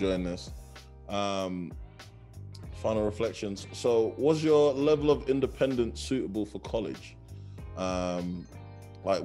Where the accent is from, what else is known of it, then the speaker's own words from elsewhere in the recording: London, United Kingdom; me coming from South London, Brixton